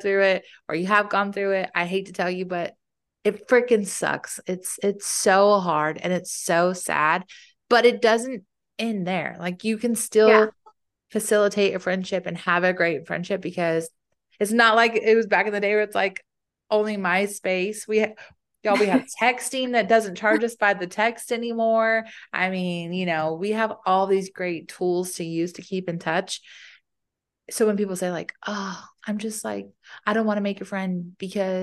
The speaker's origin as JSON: {"language": "English", "town": "Fayetteville", "region": "North Carolina", "country": "United States", "tie": "born or raised there", "said": "I grew up in Fayetteville, so I do have a non-military support system there"}